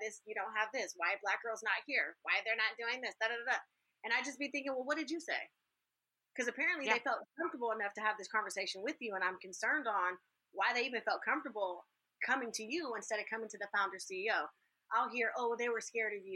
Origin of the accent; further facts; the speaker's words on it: California, United States; I'm from California.